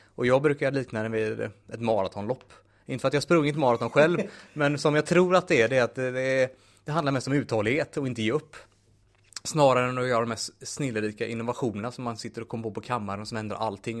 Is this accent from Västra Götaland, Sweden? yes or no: yes; Munkedal, Västra Götaland, Sweden; now in Gothenburg, Sweden; född och uppvuxen i Munkedal